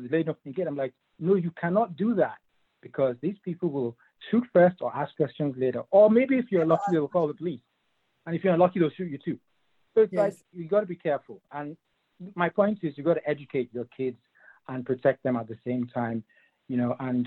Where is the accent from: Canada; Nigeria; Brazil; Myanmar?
Nigeria; also born or lived in England; now in United States; I was actually born in England, but I'm from Nigeria originally, same as Uche. And when I came to this country, over 20 years ago